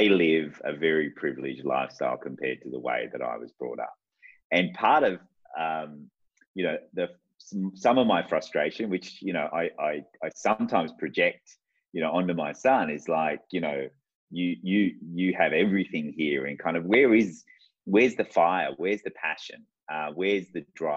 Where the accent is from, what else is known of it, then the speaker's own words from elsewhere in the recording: Sydney, New South Wales, Australia; also born or lived in Baghdad, Iraq; I grew up in the southwest of Sydney. So I grew up in Liverpool and in Fairfield